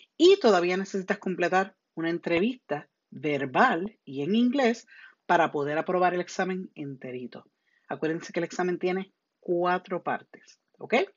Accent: Puerto Rico; first language Spanish; now in United States; Yo soy de Puerto Rico.

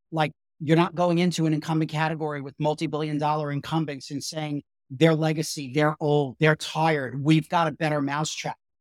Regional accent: New York, United States; also born or lived in Brooklyn; I grew up in, in New York and, and I was born in Brooklyn

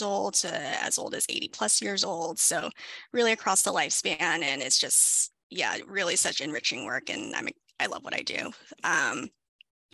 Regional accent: Southern California, United States; I was born and raised in Southern California

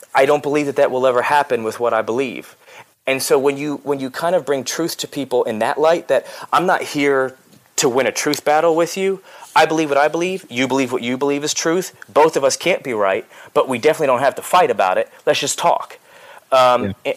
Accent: outside of Philadelphia, Pennsylvania, United States; moved away as an adult; also born or lived in Los Angeles, United States / the South, United States; I was born outside of Philadelphia and raised there

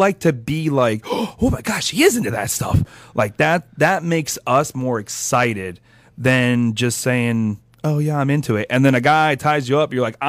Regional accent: Philadelphia, Pennsylvania, United States; I'm from Philadelphia.

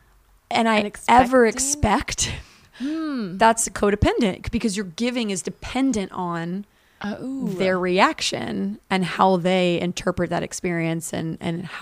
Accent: Virginia, United States; now in Los Angeles, United States; I grew up in Virginia, and there's a lot of racism

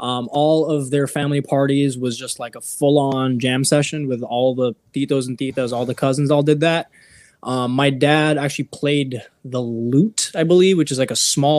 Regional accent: Philippines; I just say I'm full Filipino.

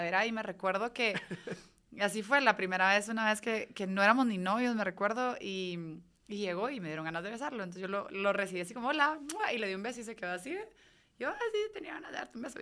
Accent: Guatemala; moved away as an adult; yo me fui de Guate para ser nadadora olímpica

